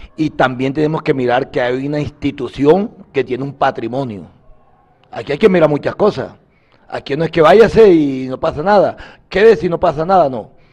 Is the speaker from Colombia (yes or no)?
yes; Colombia; Nosotros indudablemente somos colombianos